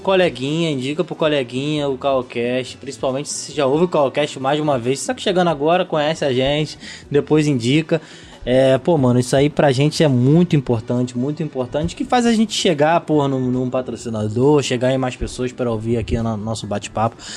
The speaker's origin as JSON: {"language": "Portuguese", "town": "São Gonçalo", "region": "Rio de Janeiro", "country": "Brazil", "said": "eu sou de São Gonçalo"}